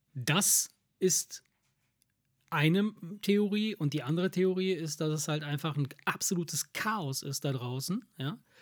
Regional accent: near Salerno, Campania, Italy; now in Germany

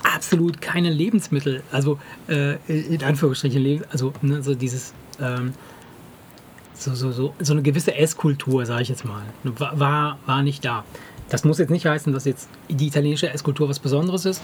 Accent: Germany; also born or lived in Italy; Ich bin hier, nicht hier geboren, aber ich bin hier aufgewachsen.

